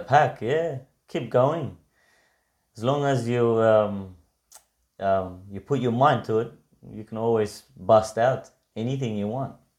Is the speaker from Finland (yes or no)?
no; Victoria, Australia; I grew up watching it in Victoria.